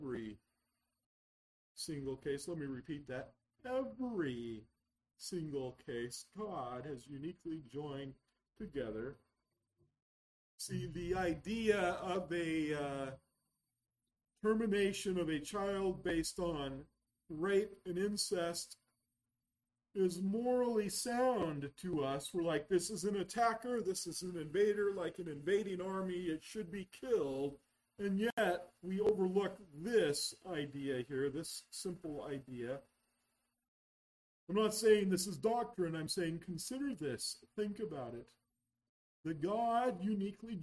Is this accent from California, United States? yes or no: yes; Yreka, California, United States; I was born over in Yreka, California